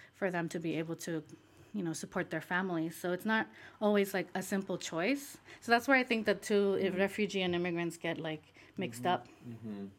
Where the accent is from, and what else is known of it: Michoacán, Mexico; now in United States